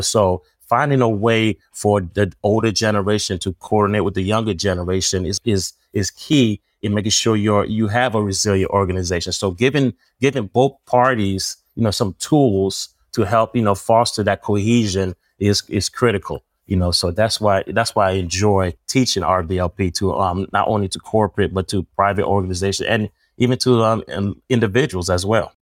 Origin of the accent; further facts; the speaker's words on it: New Jersey, United States; I'm from Jersey.